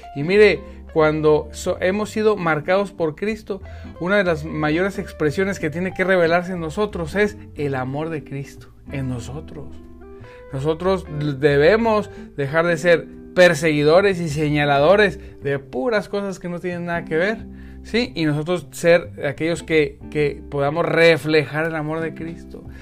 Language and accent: Spanish; northern Mexico, Mexico; como decimos en el norte